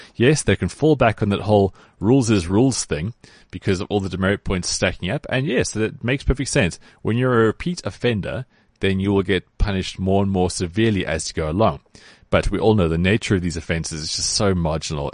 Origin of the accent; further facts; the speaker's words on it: South Africa; as a South African